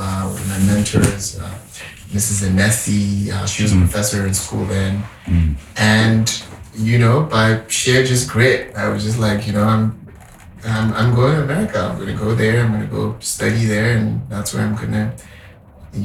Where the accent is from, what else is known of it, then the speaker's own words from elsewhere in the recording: Zaria, Kaduna State, Nigeria; moved away as an adult; also born or lived in Boston, United States / Atlanta, United States / California, United States; now in New York, United States; About 30 minutes from the city I grew up in Zaria